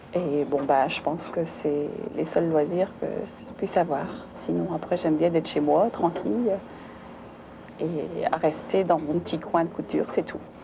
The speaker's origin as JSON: {"language": "French", "town": "Avelin", "region": "Hauts-de-France", "country": "France", "tie": "born or raised there", "said": "je suis née à Avelin, j'ai toute ma jeunesse à Avelin"}